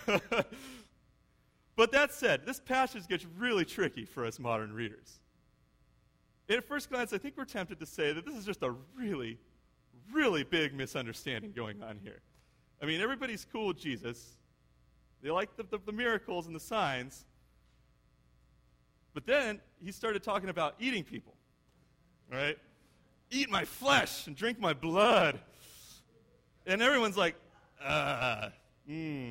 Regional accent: United States; I'm an American father

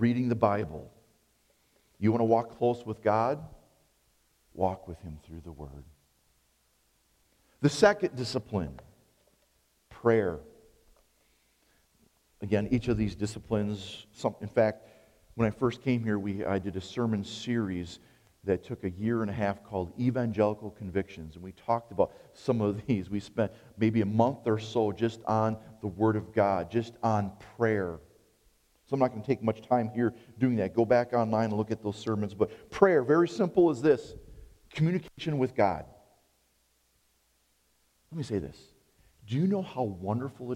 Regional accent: United States; I'm an American

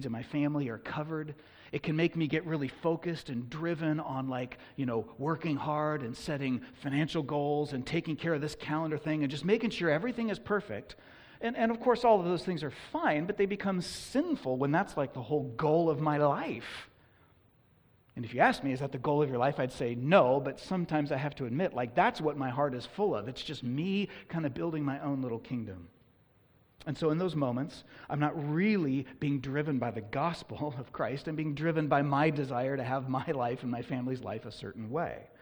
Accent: Oakland, California, United States; I was born and raised in Oakland, California

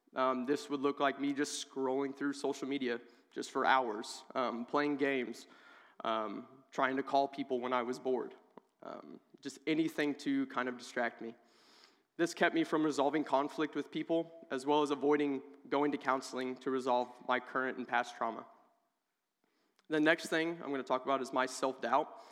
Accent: Oak Grove, United States; moved away as an adult; I'm originally from Oak Grove

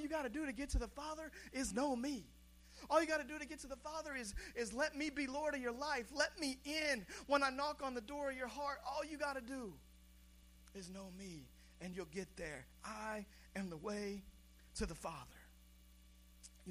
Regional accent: Seattle, Washington, United States; I was born in Seattle, Washington

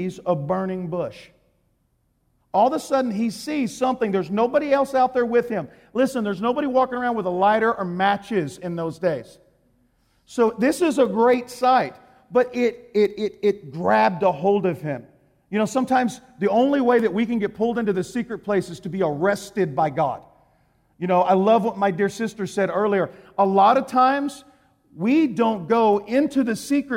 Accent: Texas, United States; I'm from Texas

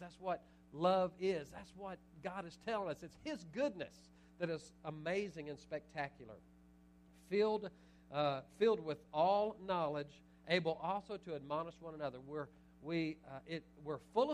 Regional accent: Little Cypress, Texas, United States; now in Nederland, United States; I'm from Little Cypress originally, but I live in Nederland the last 19 years

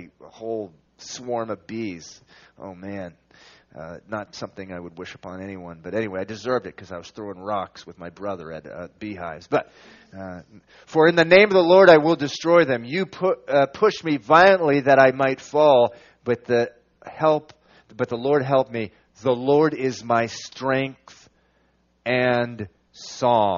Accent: Venezuela; now in Massachusetts, United States; I was born here in Massachusetts. I moved away when I was 9. I moved to Venezuela

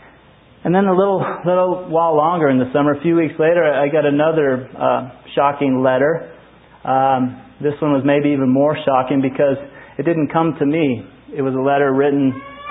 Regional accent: Truth or Consequences, New Mexico, United States; also born or lived in Albuquerque, New Mexico; born and raised in Truth or Consequences, New Mexico

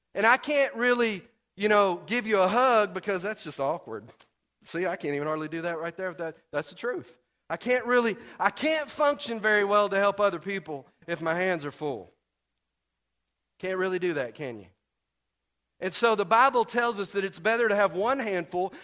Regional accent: Texas, United States; moved away; we're from Texas

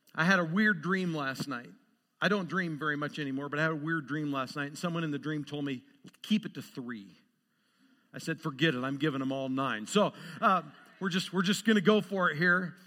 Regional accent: Lewiston, Idaho, United States; also born or lived in Montana; now in Great Falls, Montana, United States; I was born and raised in Lewiston, Idaho. I'm a spud.

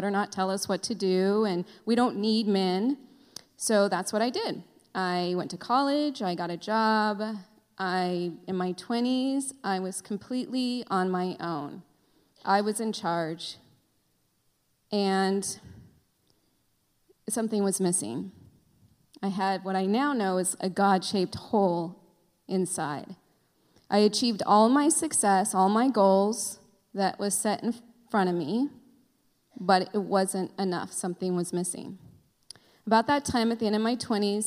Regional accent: Simi Valley, California, United States; I grew up here in Simi Valley

